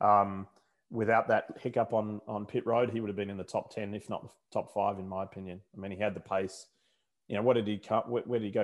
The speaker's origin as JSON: {"language": "English", "town": "Brisbane", "region": "Queensland", "country": "Australia", "tie": "born or raised there", "accent": "Australian", "moved": "yes", "lives_now": "United States"}